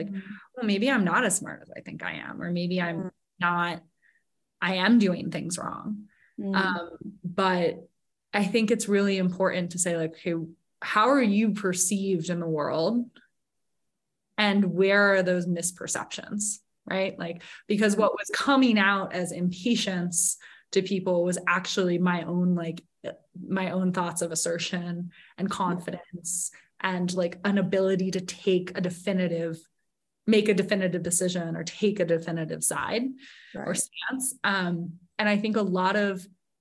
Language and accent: English; Sun Valley, United States; here in my hometown of Sun Valley